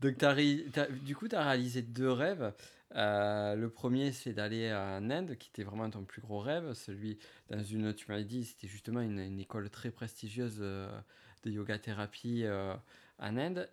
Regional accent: France; en tant que Français de, naissance

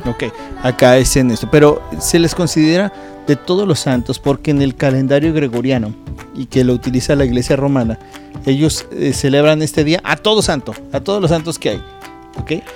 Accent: Mexico; moved away; nuestro país donde nosotros nacimos, que es en México

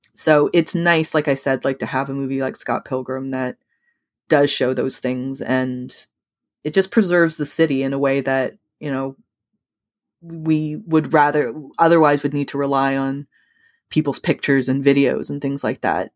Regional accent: Toronto, Ontario, Canada; I was born in Toronto, but I grew up in the suburbs

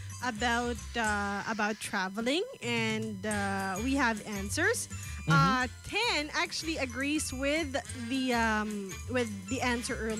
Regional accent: Calabarzon, Philippines; now in Davao, Philippines; I'm from Cavite.

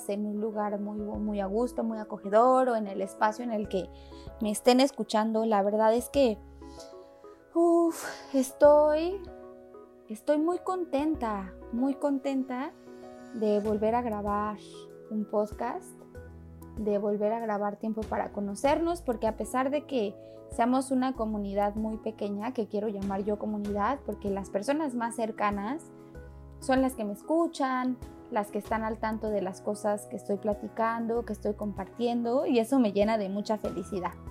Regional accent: Mexico City, Mexico; Yo como chilanga estoy acostumbrada a que en la Ciudad de México pues he vivido diferentes temblores

